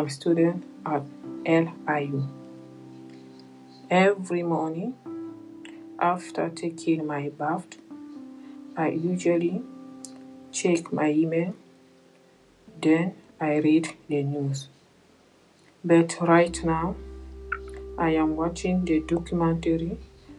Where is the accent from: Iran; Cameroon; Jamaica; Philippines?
Cameroon; English is a second language; now in Brooklyn, United States; I'm from Cameroon